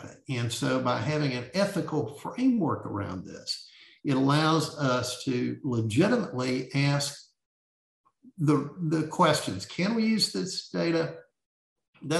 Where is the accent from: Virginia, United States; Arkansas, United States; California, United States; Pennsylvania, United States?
Arkansas, United States; Bentonville; when I was growing up in Bentonville